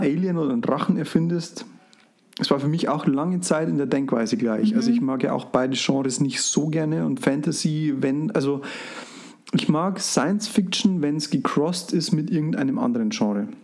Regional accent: Frauenau, Bavaria, Germany; bei uns in Frauenau

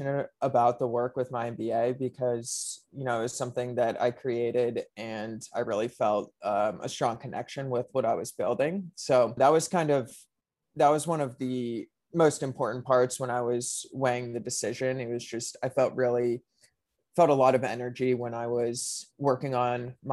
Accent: Pittsburgh, Pennsylvania, United States; moved away as an adult; also born or lived in New York; I grew up in Pittsburgh

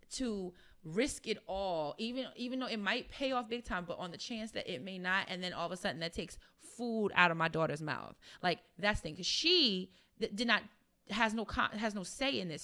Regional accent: New York, United States; I'm from New York

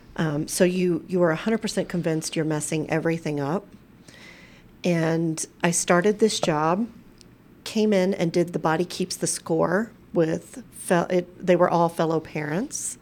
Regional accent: Crockett, Texas, United States; also born or lived in Galveston, Texas; now in Colorado, United States; my hometown of Crockett

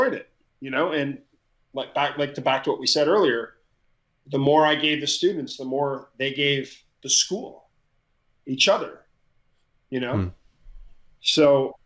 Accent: Ottawa, Ontario, Canada; I grew up in Ottawa, Canada

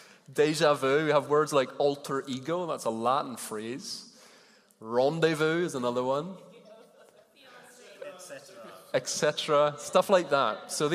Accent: Ireland; I grew up in Ireland, and occasionally you'd kind of switch the channel and it would come on the radio and you'd hear all this, what to me was gobbledygook

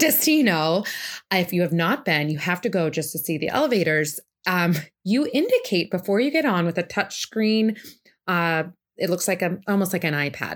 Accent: Boston, Massachusetts, United States; now in Saratoga Springs, United States; I'm originally from the Boston area

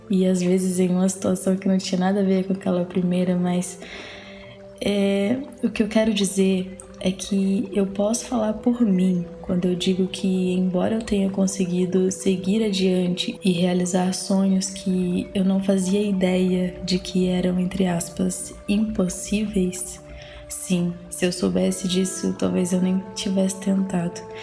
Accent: Aurora do Pará, Pará, Brazil; moved away as an adult; also born or lived in Fortaleza; now in Pelotas, Brazil; eu sou paraense

